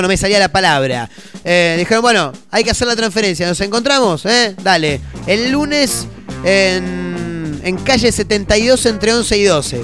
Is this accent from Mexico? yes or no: no; Argentina